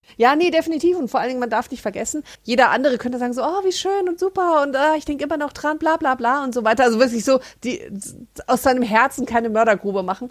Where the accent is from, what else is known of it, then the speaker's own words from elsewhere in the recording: Germany; als Deutscher